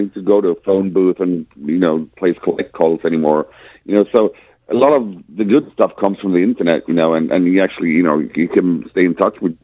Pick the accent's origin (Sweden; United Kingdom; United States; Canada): Sweden; We come from the Swedish fucking winter